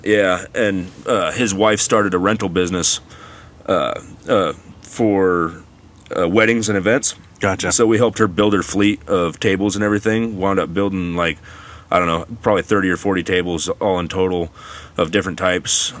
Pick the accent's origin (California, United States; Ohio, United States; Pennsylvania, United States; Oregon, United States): Oregon, United States; Gaston; also born or lived in Hillsboro, Oregon / Banks, Oregon; grew up actually in Gaston and Banks. Went to both both schools. Uh, kind of raised in Gaston and then finished off at high school, uh, Banks High School